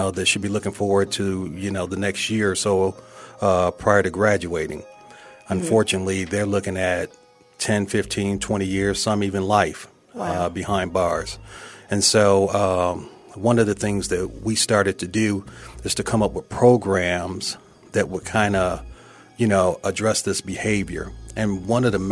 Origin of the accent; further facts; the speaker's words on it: Toledo, Ohio, United States; moved away as an adult; also born or lived in Fulton County; I was born and raised in Toledo, Ohio.